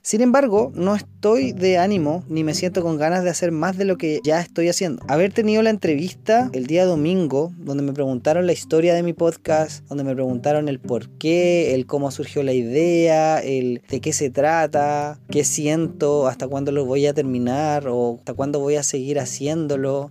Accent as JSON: {"language": "Spanish", "country": "Chile", "said": "en mi país"}